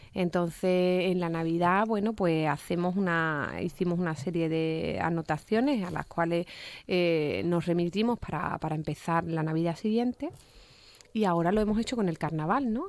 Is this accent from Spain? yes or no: yes; Cádiz, Andalusia, Spain